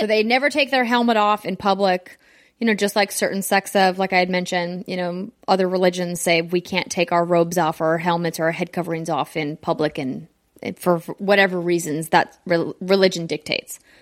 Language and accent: English; United States; as an American